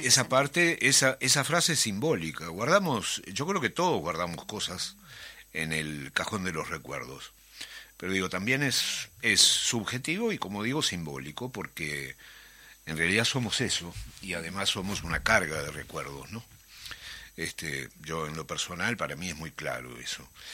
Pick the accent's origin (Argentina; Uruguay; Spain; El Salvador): Uruguay; Montevideo; moved away; yo soy del Prado y criado en el Prado, en Atahualpa y en el Prado toda la vida.